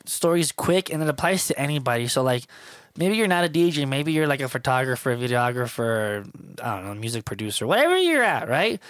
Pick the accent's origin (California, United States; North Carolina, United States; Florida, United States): Florida, United States; Miami; moved away; I'm from Miami, Florida, so I was raised on hip-hop and R and B and salsa, merengue